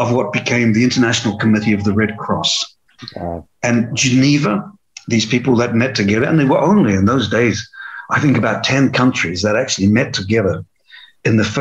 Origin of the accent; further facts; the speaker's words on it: New Zealand; I was born in New Zealand